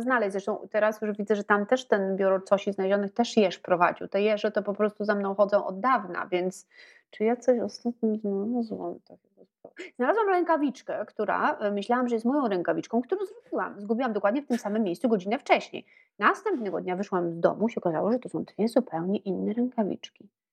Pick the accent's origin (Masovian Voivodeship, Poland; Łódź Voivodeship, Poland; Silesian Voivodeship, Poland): Masovian Voivodeship, Poland; Warsaw; Ja się e, urodziłam i wychowałam w Warszawie